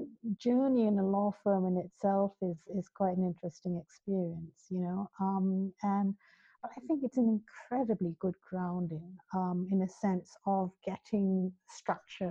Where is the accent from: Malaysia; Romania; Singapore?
Malaysia; Kuala Lumpur, Federal Territory of Kuala Lumpur; moved away as an adult; also born or lived in London, United Kingdom; now in United Kingdom; So I grew up in the UK, and then when I was about seven, moved over to Kuala Lumpur and lived. Went to school there, lived most of my life there, worked there.